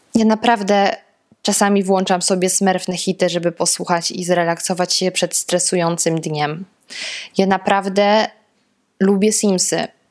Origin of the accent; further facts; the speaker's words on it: Lower Silesian Voivodeship, Poland; Ja pochodzę z Dolnego Śląska